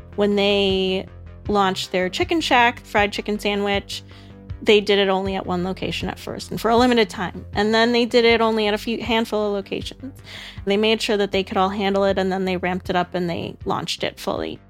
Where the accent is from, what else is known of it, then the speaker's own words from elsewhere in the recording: Chicago, Illinois, United States; I'm from Chicago